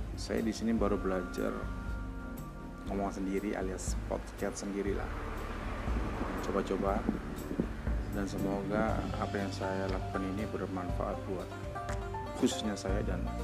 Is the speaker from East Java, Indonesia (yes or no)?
yes; Lamongan, East Java, Indonesia; now in South Sulawesi, Indonesia; saya lahir dan besar di kota Lamongan tapi sekarang lagi merantau di Sulawesi Selatan